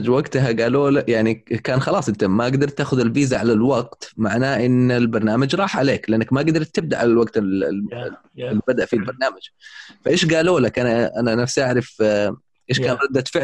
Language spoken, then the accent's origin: Arabic; Syria; اجراءات اداريه وانا سوري